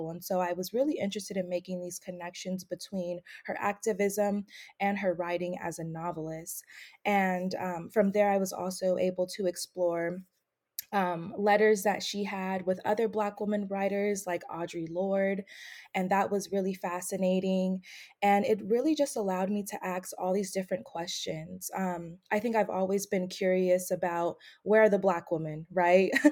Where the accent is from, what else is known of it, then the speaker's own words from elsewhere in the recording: Bay Area, California, United States; moved away as an adult; also born or lived in Atlanta, Georgia / Delaware; So, I'm originally from the Bay Area, California. Uh, I was born and raised there. That's also where my family is from. Um, I moved to Atlanta, Georgia in 2014 to study at Emory University